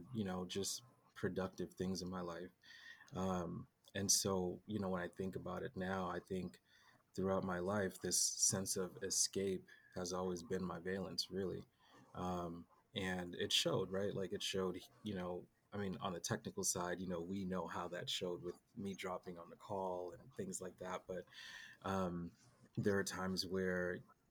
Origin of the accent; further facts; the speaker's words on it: Boston, Massachusetts, United States; moved away; also born or lived in San Diego; I grew up in Boston